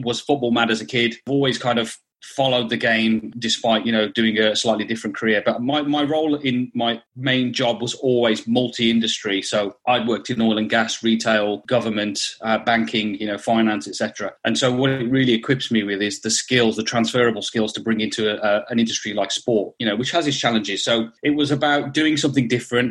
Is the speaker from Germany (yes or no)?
no; Black Country, West Midlands, United Kingdom; I am a Wolves boy, born and bred. So from the Black Country, I'm a Wolves fan